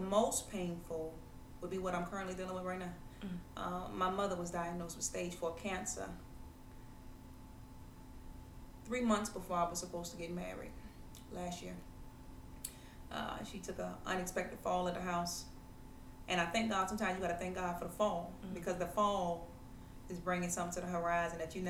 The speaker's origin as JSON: {"language": "English", "town": "Savannah", "region": "Georgia", "country": "United States", "tie": "born or raised there", "said": "Born and raised in Savannah. I love my city"}